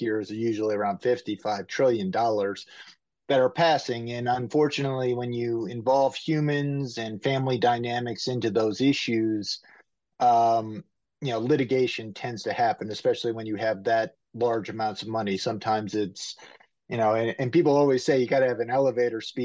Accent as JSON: {"language": "English", "region": "Ohio", "country": "United States", "also_born_or_lived": "Florida / Washington State / North Carolina", "lives_now": "Cleveland, United States", "said": "I'm from the Ohio area."}